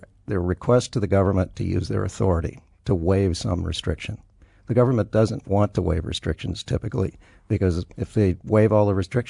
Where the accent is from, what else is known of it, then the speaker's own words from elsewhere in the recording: El Paso, Texas, United States; born there; now in Colorado, United States; No. Born in El Paso, Texas. I've lived in 11 states, 17 cities, and Western Europe. I'm an everywhere kid.